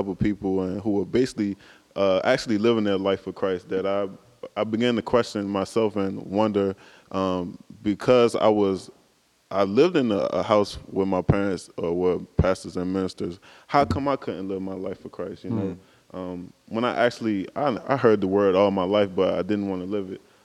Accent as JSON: {"language": "English", "area": "Buckingham County", "region": "Virginia", "country": "United States", "tie": "born or raised there", "said": "I'm from Buckingham County, Virginia. Lived there all of my life."}